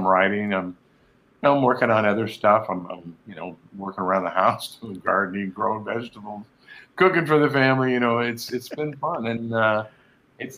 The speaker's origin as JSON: {"language": "English", "area": "an hour from San Francisco", "region": "California", "country": "United States", "tie": "born or raised there", "also_born_or_lived": "Sacramento / Los Angeles", "moved": "as an adult", "said": "I grew up, you know, an hour from San Francisco during the hippie days"}